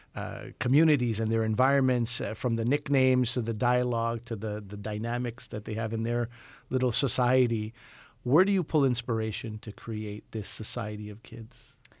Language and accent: English; Montreal, Quebec, Canada; my hometown of Montreal